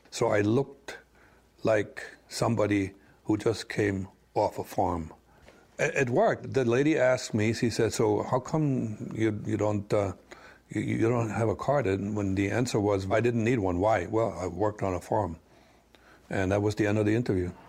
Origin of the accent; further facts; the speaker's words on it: Orange, New Jersey, United States; I'm originally from New Jersey. I was born in Orange. Mm-hmm. That's it. American.